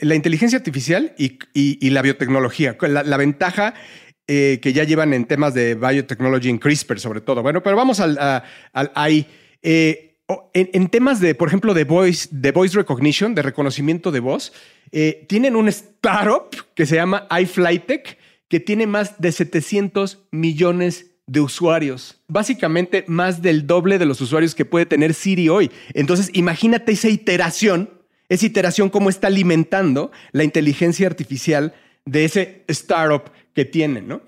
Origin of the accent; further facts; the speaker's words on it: Mexico; somos mexicanos